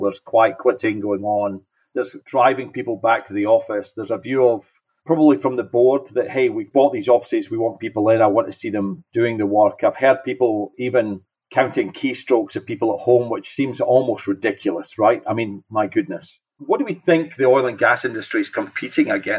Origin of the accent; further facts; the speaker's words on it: Scotland, United Kingdom; now in Houston, United States; I'm not from Houston originally. I'm from Scotland. You can tell my accent.